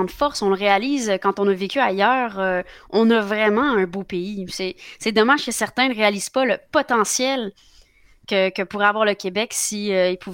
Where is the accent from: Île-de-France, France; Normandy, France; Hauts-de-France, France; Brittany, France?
Île-de-France, France; Fontainebleau; born there; Et donc, je suis née euh, à Fontainebleau, en France. c'est là que j'ai commencé ma vie.